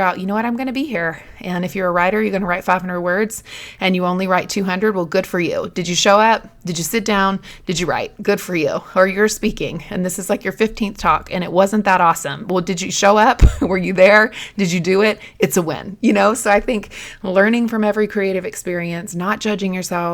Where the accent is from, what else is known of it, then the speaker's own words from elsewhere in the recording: North Carolina, United States; I'm from North Carolina